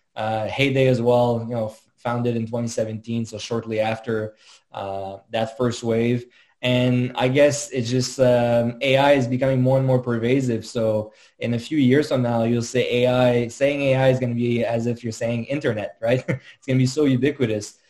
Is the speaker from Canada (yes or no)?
yes; Montreal, Quebec, Canada; born and raised in Montreal, as, as you realize with the French name, uh, French-Canadian, proud French-Canadian